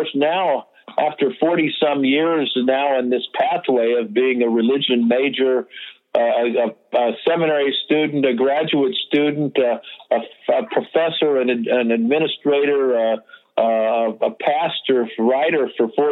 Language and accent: English; the Bay Area, California, United States; I grew up in the Bay Area during the Summer of Love